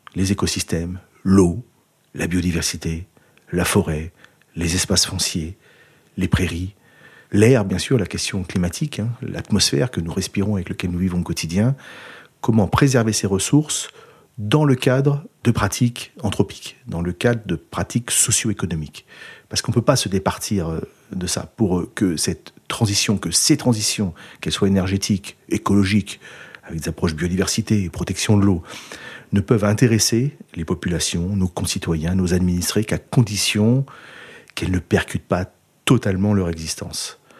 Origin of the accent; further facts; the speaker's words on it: Rambouillet Forest, Île-de-France, France; moved away; also born or lived in Nouvelle-Aquitaine; je suis natif de la forêt de Rambouillet. Et j'ai grandi euh, vraiment euh, au champ du brame du cerf.